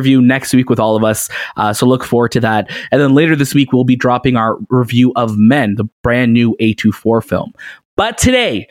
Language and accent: English; Toronto, Ontario, Canada; we're from Toronto